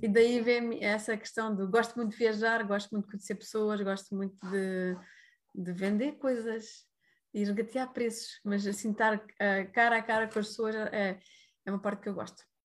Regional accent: Algarve, Portugal; moved away; also born or lived in India; Neste momento estou no Algarve, uh, lá para Pentelolé, que é a minha terra que eu nasci, e decidi voltar outra vez para cá, para as origens

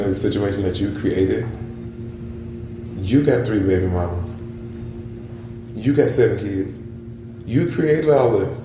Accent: Columbia, South Carolina, United States; moved away as an adult; also born or lived in Washington, D.C.; I'm from South Carolina.

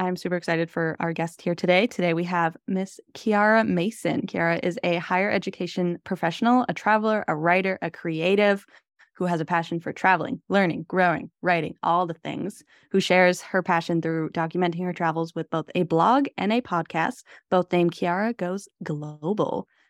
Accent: Salmon Arm, British Columbia, Canada; I'm currently in Salmon Arm, so back in my hometown.

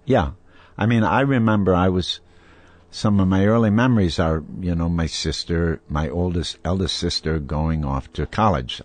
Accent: Wisconsin, United States; growing up in Wisconsin

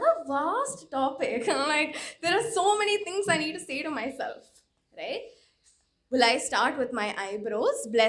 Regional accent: Chennai, Tamil Nadu, India; born or raised there

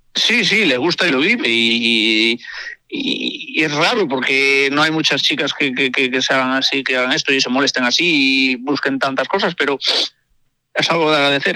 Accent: Galicia, Spain; moved away; also born or lived in El Bierzo; nací en un pueblo gallego y estuve ahí muchos años.

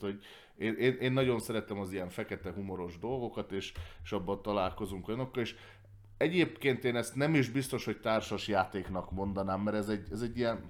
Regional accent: Hungary; magyar ember vagyok

